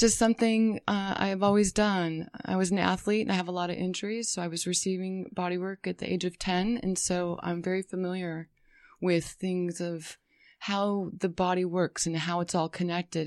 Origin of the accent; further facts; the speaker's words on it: Las Vegas, Nevada, United States; also born or lived in Colorado / San Diego; now in California, United States; I, uh, spent several years growing up in Las Vegas